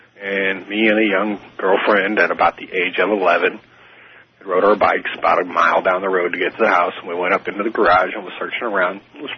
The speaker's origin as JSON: {"language": "English", "town": "St. Louis", "region": "Missouri", "country": "United States", "lives_now": "Jacksonville, United States", "said": "I'm calling from Jacksonville, Florida. I'm originally from St. Louis, Missouri."}